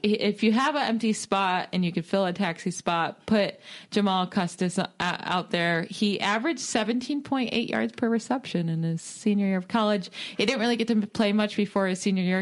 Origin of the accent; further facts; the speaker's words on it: Syracuse, New York, United States; I'm from Syracuse